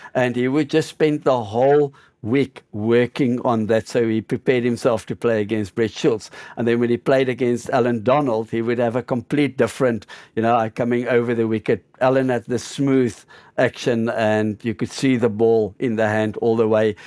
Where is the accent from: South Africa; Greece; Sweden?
South Africa; Johannesburg, Gauteng; first language English; moved away as an adult; also born or lived in Kyiv, Ukraine; now in Zagreb, Croatia; I grew up in Johannesburg